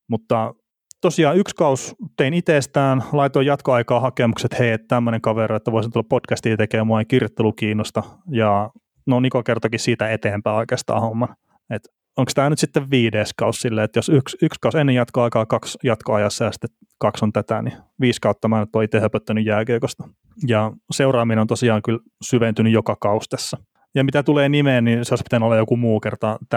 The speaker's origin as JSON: {"language": "Finnish", "town": "Varkaus", "region": "North Savo", "country": "Finland", "tie": "born or raised there", "moved": "yes", "said": "mistä mä itse kotoisin tuolta Varkaudesta alun perin, niin siellä me pelattiin junnuna enemmän kaukalopalloa."}